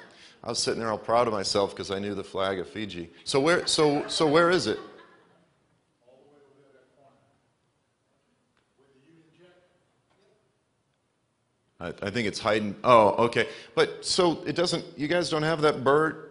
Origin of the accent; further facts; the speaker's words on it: Boston, Massachusetts, United States; moved away as an adult; also born or lived in Memphis, Tennessee; I'm from Boston, but I ended up in Memphis, Tennessee